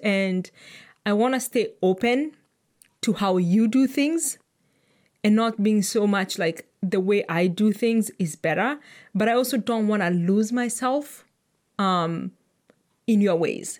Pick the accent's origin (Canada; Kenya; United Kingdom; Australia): Kenya; as a Kenyan